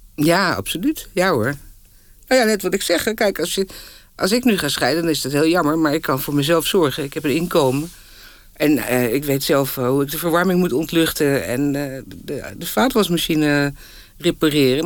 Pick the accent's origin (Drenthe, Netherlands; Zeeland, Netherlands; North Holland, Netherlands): North Holland, Netherlands; Haarlem; also born or lived in Moscow; Ook nog op school in Haarlem, op de middelbare school